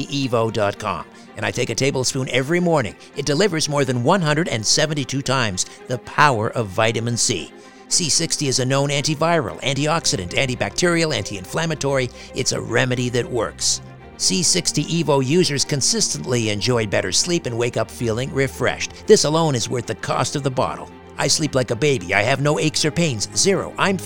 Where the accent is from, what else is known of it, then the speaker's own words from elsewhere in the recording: Canada; I'm from Canada.